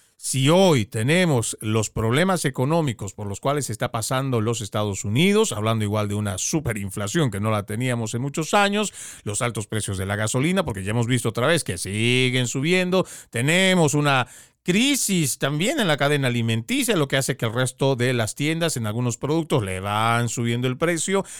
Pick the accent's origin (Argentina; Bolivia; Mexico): Bolivia; also born or lived in Florida; now in United States; Yo vengo de Bolivia